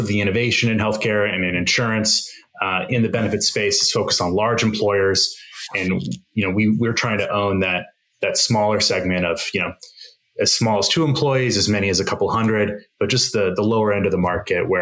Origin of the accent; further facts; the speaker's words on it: Arizona, United States; moved away as an adult; I grew up in Arizona, bounced around to the coasts for a couple schools